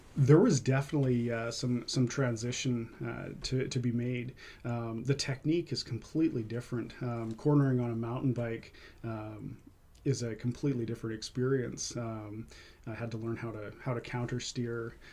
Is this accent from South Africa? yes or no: no; Vancouver, British Columbia, Canada; also born or lived in Quesnel; now in Maple Ridge, Canada; I spent most of my uh, time growing up in Vancouver